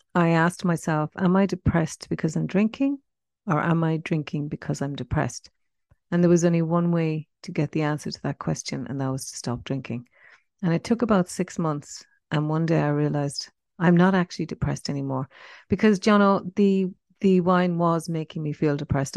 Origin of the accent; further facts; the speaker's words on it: Cork, Munster, Ireland; moved away as an adult; also born or lived in Paris, France; now in Perth, Australia; I was born in Ireland in nineteen sixty-six, um, in Cork, and that's where I spent the first eighteen years of my life.